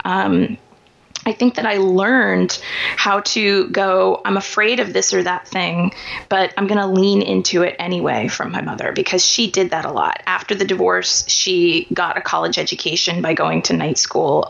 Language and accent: English; Kansas City, Missouri, United States; I grew up in Kansas City, Missouri